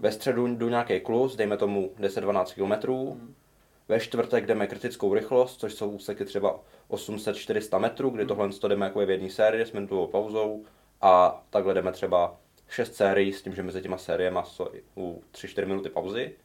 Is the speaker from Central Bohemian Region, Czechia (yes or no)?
yes; Ondřejov, Central Bohemian Region, Czechia; přesto jsem z vesnice, tak jsme hledali nějaký oddíl a hmm. nejbližší byl v Praze. Nebo nejbližší nějaký rozum byl v Praze protože já jsem z Ondřejova